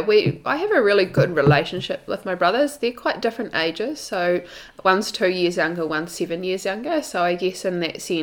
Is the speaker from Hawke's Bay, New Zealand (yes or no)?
yes; Hastings, Hawke's Bay, New Zealand; moved away as an adult; also born or lived in Whakatane / Wellington / London; now in Queenstown, New Zealand; all of my memories really are from growing up in Hawke's Bay